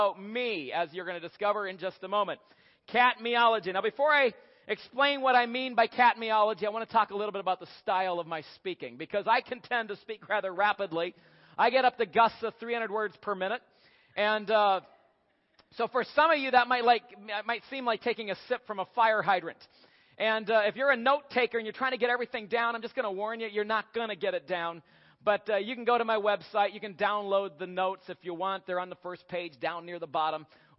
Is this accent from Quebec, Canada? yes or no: no; Ontario, Canada; also born or lived in Asia; now in Kentucky, United States; We live in Kentucky, but we'd rather be in Colorado climbing mountains. I'm originally from Ontario, Canada.